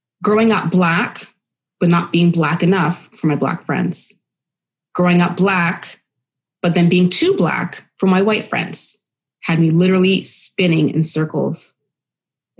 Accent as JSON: {"language": "English", "town": "Oshawa", "region": "Ontario", "country": "Canada", "tie": "born or raised there", "also_born_or_lived": "Winnipeg, Manitoba / Bowmanville, Ontario / Pickering, Ontario", "lives_now": "Ajax, Canada", "said": "When we moved to Ontario, I was raised actually in Curtis, Oshawa, and even Bowmanville"}